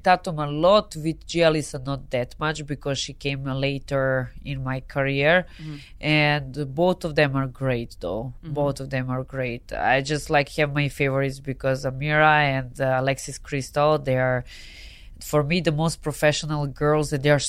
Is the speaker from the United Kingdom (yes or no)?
no; Serbia; accent: hard accent; English is a second language; moved away as an adult; also born or lived in Spain; now in Los Angeles, United States; This is just Serbian way of talking.